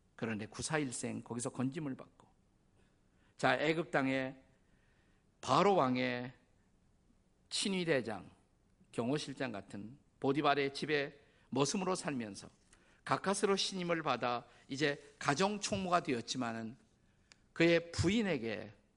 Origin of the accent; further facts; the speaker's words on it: South Korea; 저는 한국인으로서